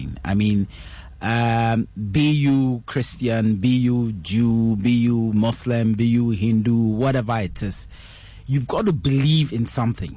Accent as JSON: {"language": "English", "country": "Ghana", "tie": "born or raised there", "said": "I'm born, bred, raised, schooled, fully educated in Ghana"}